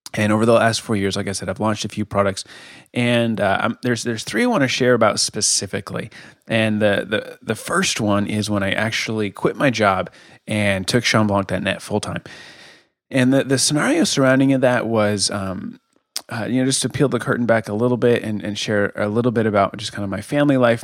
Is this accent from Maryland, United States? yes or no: no; Colorado, United States; moved away as an adult; now in Kansas City, United States; I'm from Colorado originally